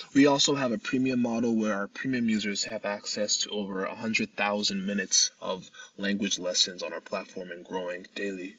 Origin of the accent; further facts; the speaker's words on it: United States; my mother was a single mother, and she raised me in the States